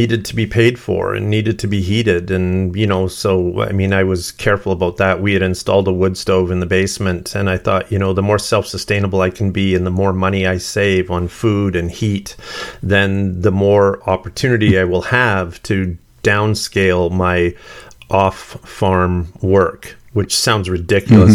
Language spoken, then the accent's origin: English; Sturgeon County, Alberta, Canada; I grew up in Sturgeon County, which is just north of Edmonton